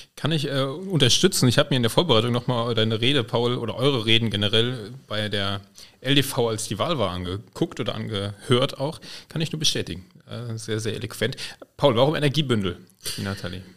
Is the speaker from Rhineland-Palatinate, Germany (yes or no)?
yes; Koblenz, Rhineland-Palatinate, Germany; Ich komme ja auch von der Mosel.